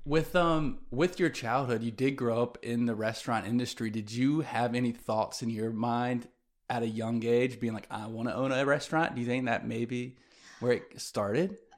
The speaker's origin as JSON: {"language": "English", "town": "Greenville", "region": "South Carolina", "country": "United States", "tie": "born or raised there", "also_born_or_lived": "New York / Atlanta", "said": "growing up in Greenville, I had my community of still my best friends to this day"}